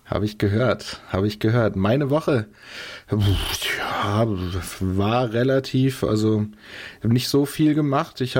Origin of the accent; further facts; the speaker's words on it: Chicago, Illinois, United States; Ich komme direkt aus Chicago